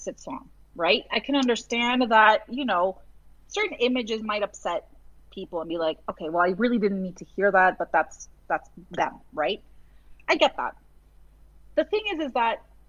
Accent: Massachusetts, United States; I grew up in Massachusetts and I went to school in Massachusetts

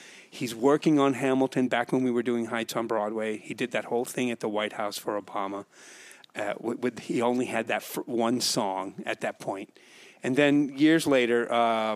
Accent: Puerto Rico; moved away; Born and raised in Puerto Rico

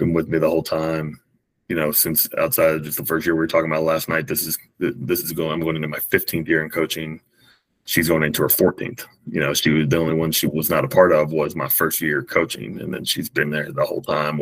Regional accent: Raleigh, North Carolina, United States; I'm from Raleigh, North Carolina

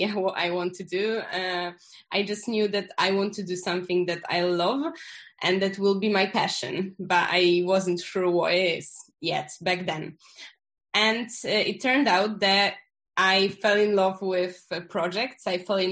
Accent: Poland; I come from Poland, and this is where I currently am

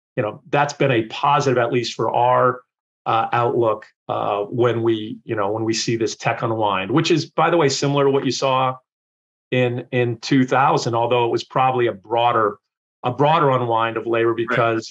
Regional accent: Wilkes-Barre, Pennsylvania, United States; I grew up in uh, Wilkes-Barre, Pennsylvania

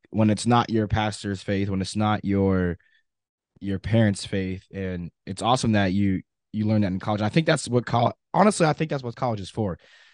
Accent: Pennsylvania, United States; our hometown in Pennsylvania

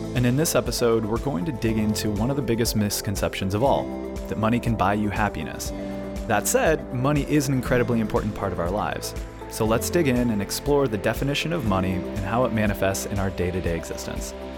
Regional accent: San Luis Obispo, California, United States; moved away; I am staying with a friend in San Luis Obispo, which is my hometown

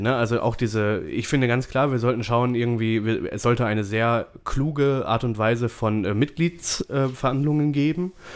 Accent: Germany; bei uns in Deutschland

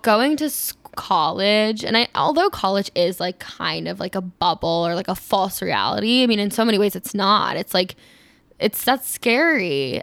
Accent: East Coast, United States; moved away; I'm from the East Coast

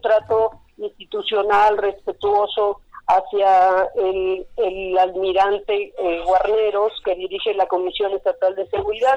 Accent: Cuernavaca, Morelos, Mexico; Soy de Cuernavaca, siempre he vivido en el mismo lugar, no me voy a ir de aquí

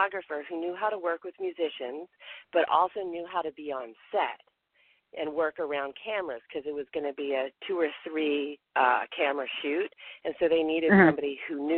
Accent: the South, United States; moved away; also born or lived in New York City; because I'm from the South

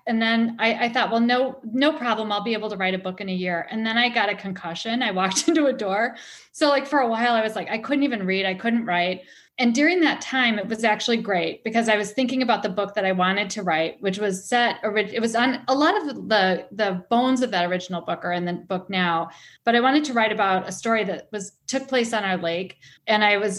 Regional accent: Milwaukee, Wisconsin, United States; I grew up in Milwaukee, which is about half an hour away from the resort.

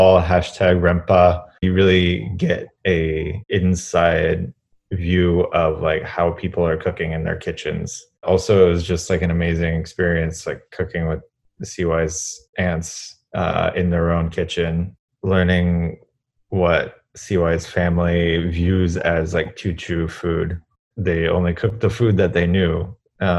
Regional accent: California, United States; I am a Californian

